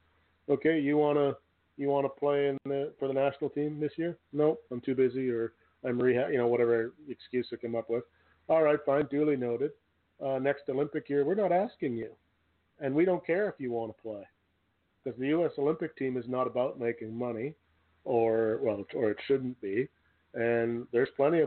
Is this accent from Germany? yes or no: no; Canada; I'm not an American, but being a Canadian, when I was growing up